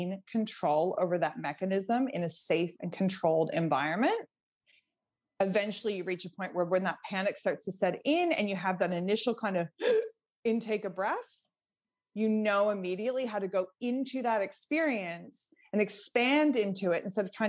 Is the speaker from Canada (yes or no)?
yes; Nova Scotia, Canada; I'm from Nova Scotia, Canada. So, you know, I grew up swimming in quite cold water most of the year.